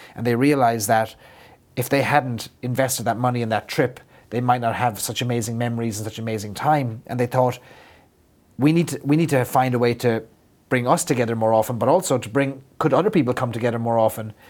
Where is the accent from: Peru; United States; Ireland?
Ireland; as an Irishman, I feel like I have to live up to my the caricature of myself